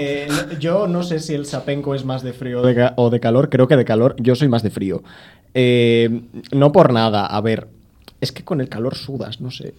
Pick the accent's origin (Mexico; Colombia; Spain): Spain; north of the Cantabrian Mountains; siendo del norte de la cordillera cantábrica